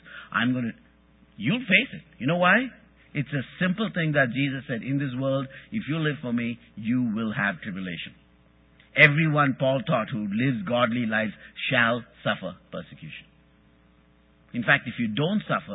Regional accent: India; English is a second language; I'm Indian. I'm not American. I'm not an American citizen.

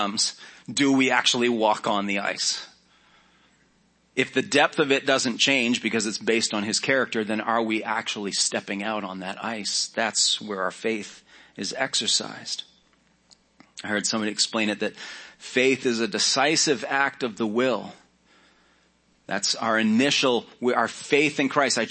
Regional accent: Maine, United States; I grew up in Maine

